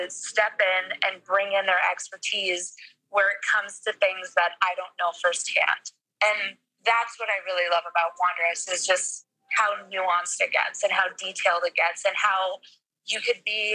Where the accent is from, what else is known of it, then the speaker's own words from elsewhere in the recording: Bogotá, Colombia; now in New York, United States; I'm originally from Bogota, so I am Colombian